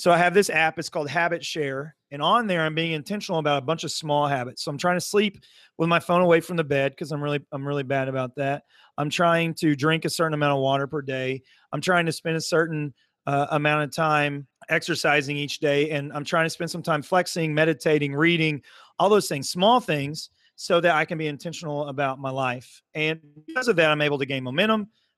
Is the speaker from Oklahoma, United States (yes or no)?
yes; Muskogee, Oklahoma, United States; now in Broken Arrow, United States; I'm originally from Muskogee, now live in Broken Arrow.